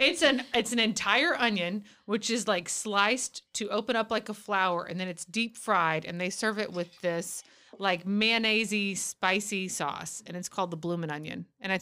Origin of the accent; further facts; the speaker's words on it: Texas, United States; as a Texan